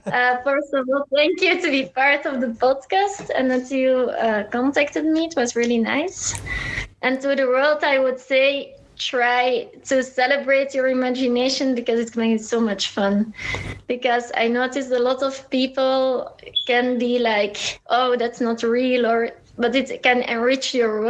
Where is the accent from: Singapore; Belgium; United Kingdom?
Belgium; Leuven, Flanders; Leuven, it's like 20 minutes from Brussels.